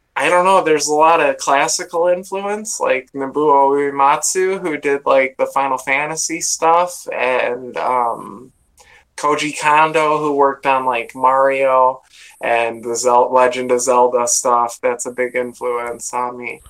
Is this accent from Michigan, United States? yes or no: yes; Sterling Heights, Michigan, United States; I'm, from, Metro Detroit. It's a place called Sterling Heights, but uh, just outside of Detroit in Michigan.